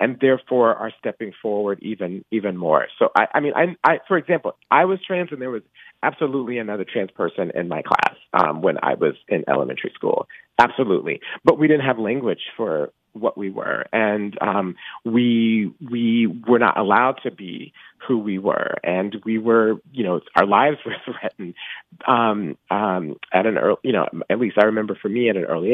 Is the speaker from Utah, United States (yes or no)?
no; Atlanta, Georgia, United States; I grew up in Atlanta in the 1980s.